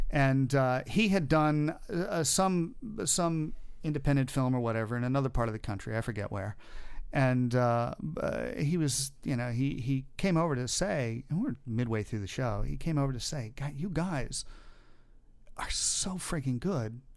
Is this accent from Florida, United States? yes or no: yes; Daytona Beach, Florida, United States; my hometown